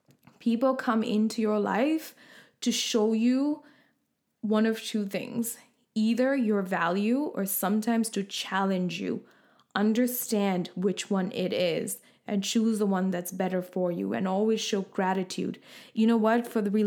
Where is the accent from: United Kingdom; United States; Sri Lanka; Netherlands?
Sri Lanka; now in Canada; and then I'm from originally from Sri Lanka and now living in Canada.